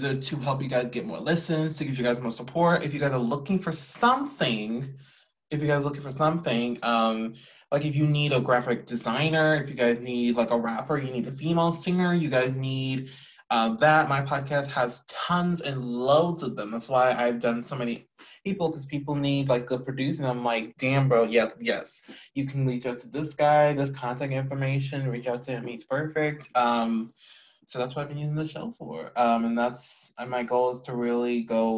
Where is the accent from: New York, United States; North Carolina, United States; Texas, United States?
Texas, United States; Houston; I'm from H-Town, from Houston